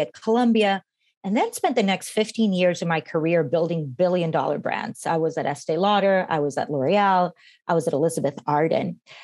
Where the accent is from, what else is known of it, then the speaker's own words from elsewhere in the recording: Costa Rica; moved away as an adult; now in United States; I was born and raised in Costa Rica and came when I was 18 to the States